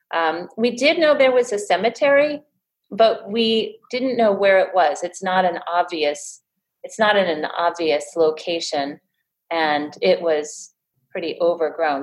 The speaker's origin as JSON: {"language": "English", "town": "Tivoli", "region": "New York", "country": "United States", "tie": "born or raised there", "said": "I also grew up in the area. I grew up in Tivoli, so I've had a long, long history with the area"}